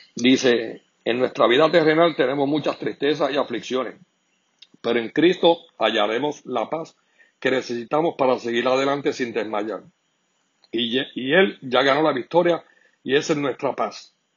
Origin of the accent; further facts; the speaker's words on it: Puerto Rico; como todo puertorriqueño